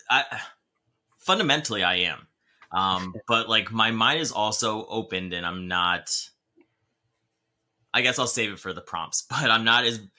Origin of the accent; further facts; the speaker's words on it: New Jersey, United States; i grew up in in a family in jersey um we grew up catholic for a while and okay. then my dad found jesus and we started going to um, a calvary chapel